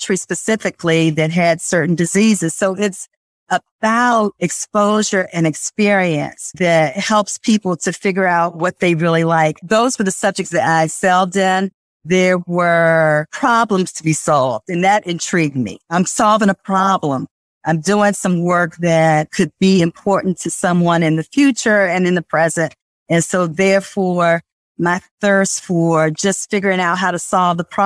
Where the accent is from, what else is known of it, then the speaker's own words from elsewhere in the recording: Washington, District of Columbia, United States; I was brought up in Washington, D.C.